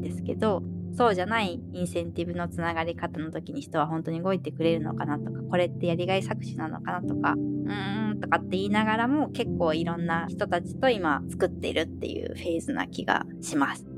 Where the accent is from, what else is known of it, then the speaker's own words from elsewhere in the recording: Tokyo, Japan; moved away as an adult; also born or lived in Alaska; now in Hokkaido, Japan; 私も東京出身で今北海道